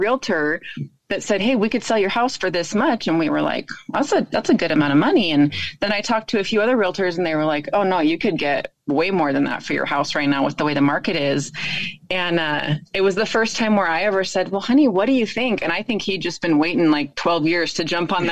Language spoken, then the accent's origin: English; Nevada, United States; moved away as an adult; also born or lived in Reno, Nevada; we are originally from Nevada, and we both had been in Reno for the last 20 years